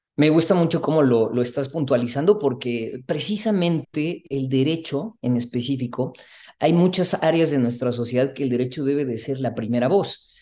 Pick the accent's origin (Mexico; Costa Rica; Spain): Mexico; como mexicanos y mexicanas